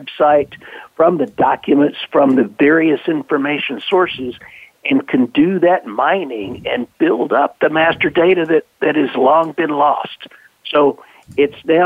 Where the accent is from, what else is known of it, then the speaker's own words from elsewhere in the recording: the South, United States; being a Southerner